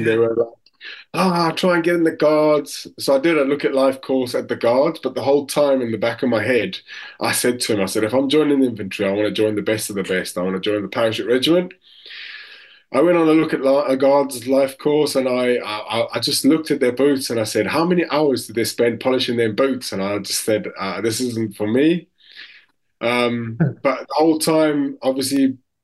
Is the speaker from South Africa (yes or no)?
yes; South Africa; moved away as an adult; now in United Kingdom; I lived in South Africa for 19 years